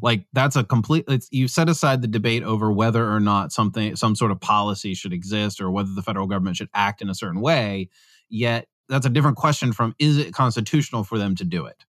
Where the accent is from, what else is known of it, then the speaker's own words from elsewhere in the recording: Pennsylvania, United States; I'm from Pennsylvania, so I'm a Pennsylvanian